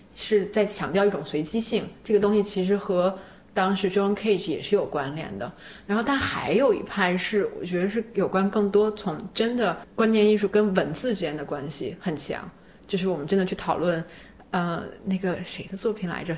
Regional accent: China; 因为我是中国人

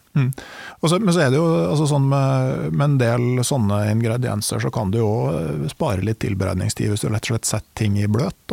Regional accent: Gudbrandsdalen, Innlandet, Norway; jeg kommer jo fra Gudbrandsdalen

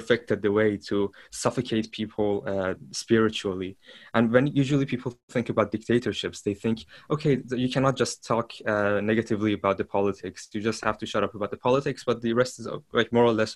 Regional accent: Iran; moved away as an adult; now in Europe; I was born and raised in Iran, and I recently moved out of the country.

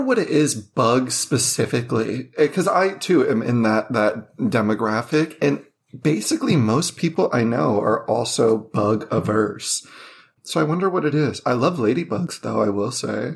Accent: Las Vegas, Nevada, United States; I grew up in Vegas, and it was either hot or cold

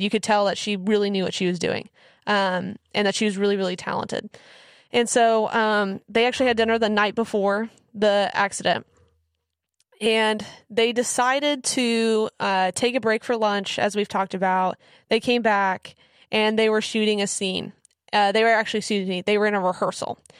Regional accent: Kansas, United States; moved away; also born or lived in Missouri; I grew up in Kansas.

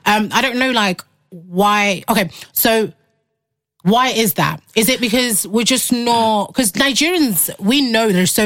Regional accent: United Kingdom; also born or lived in Congo; I came to the UK when I was 6, 7.

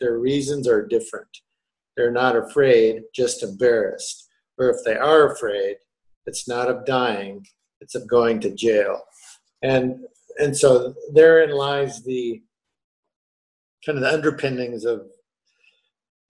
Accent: Upper Midwest, United States; I grew up in the Midwest, upper Midwest, where there were very few people of color

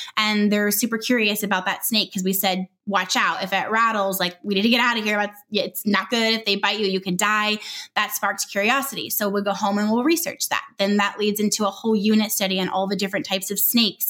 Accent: Southern California, United States; moved away as an adult; also born or lived in Northwest Arkansas

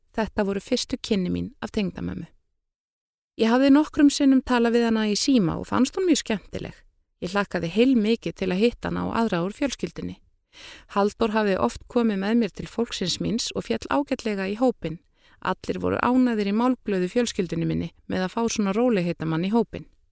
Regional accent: Iceland; moved away as an adult; now in France; sem Íslendingur

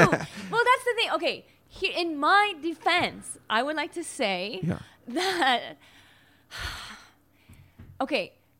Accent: Chicago, Illinois, United States; now in Florida, United States; I'm from seventh Chicago, and you know, when I grew up in Chicago

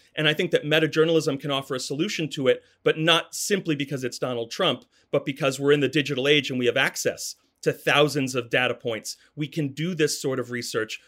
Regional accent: United States; as Americans

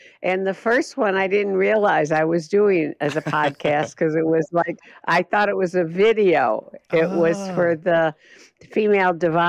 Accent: West Coast, United States; I was so out of step as an artist. I came from the West Coast, you know, but whatever.

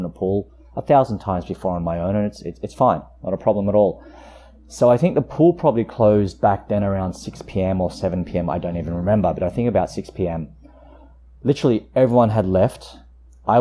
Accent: Queanbeyan, New South Wales, Australia; also born or lived in Canberra; I grew up in Queanbeyan, which is just a small town outside of Canberra

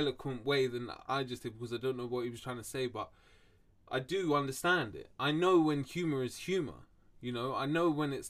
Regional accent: London, United Kingdom; I think I'm just blessed from where I'm from, London. I was fucking fortunate that I grew up in London.

